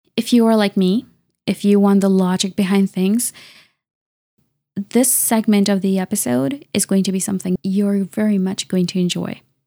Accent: Canada; I'm a Canadian engineer and researcher

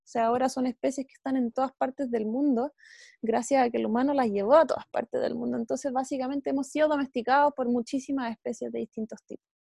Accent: Chile; nosotros como chilenos

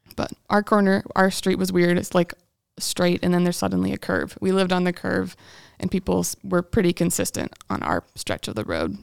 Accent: Battle Creek, Michigan, United States; I'm from Battle Creek, Michigan, home of Kellogg's cereal

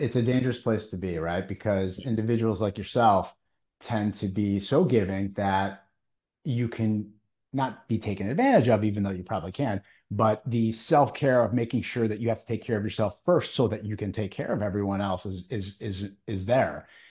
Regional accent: Cleveland, Ohio, United States; I'm from Cleveland

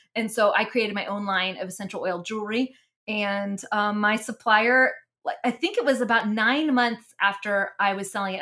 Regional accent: Mennonite area of Pennsylvania, United States; also born or lived in New Jersey; now in Texas, United States; I was raised, um, in the Mennonite area of Pennsylvania

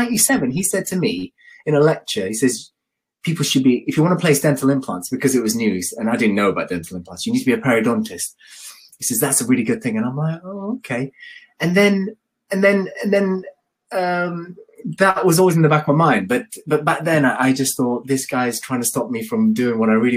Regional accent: London, United Kingdom; moved away as an adult; now in Birmingham, United Kingdom; I moved to Birmingham because I'm from London

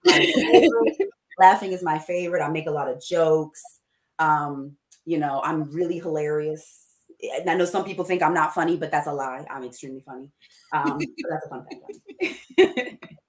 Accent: Coatesville, Pennsylvania, United States; I grew up in Coatesville, Pennsylvania, very small city

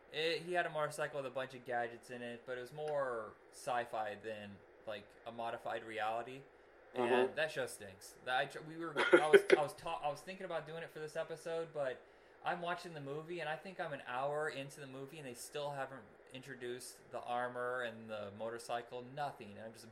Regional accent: Indiana, United States; we're from Indiana.

